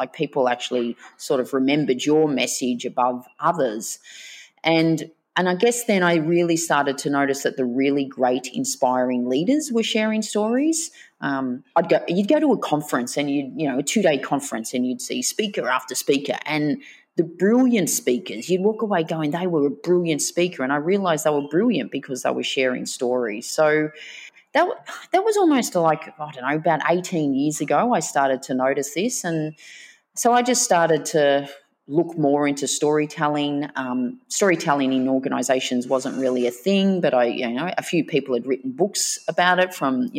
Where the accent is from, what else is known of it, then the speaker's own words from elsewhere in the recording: Melbourne, Victoria, Australia; also born or lived in Bermagui, New South Wales; grew up in a suburb called Reservoir, and then we moved to Greensboro